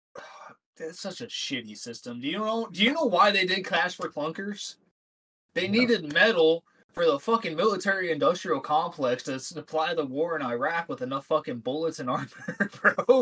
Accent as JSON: {"language": "English", "town": "Dorset", "region": "Ohio", "country": "United States", "tie": "born or raised there", "said": "I grew up in Northeast Ohio in this little town called Dorset, Ohio"}